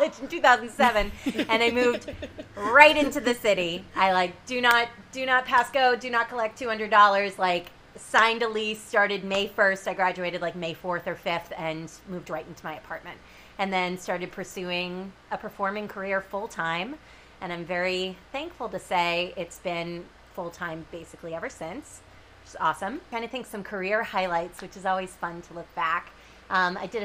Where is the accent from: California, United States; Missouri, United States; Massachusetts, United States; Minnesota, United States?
Massachusetts, United States; Norwell; moved away as an adult; now in Manhattan, United States; I grew up in a small town called Norwell